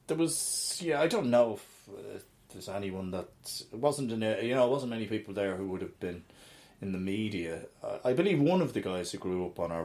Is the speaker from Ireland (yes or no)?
yes; Dublin, Leinster, Ireland; Grew up in Dublin. Both my parents are from Dublin.